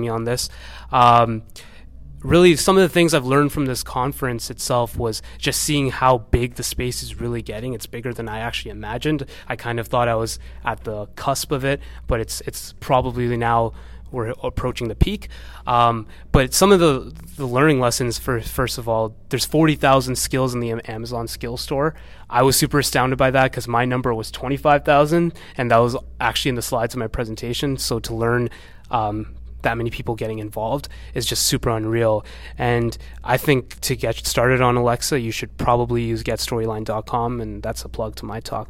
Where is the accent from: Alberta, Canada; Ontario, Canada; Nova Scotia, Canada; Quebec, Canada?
Ontario, Canada; Toronto; I come from Toronto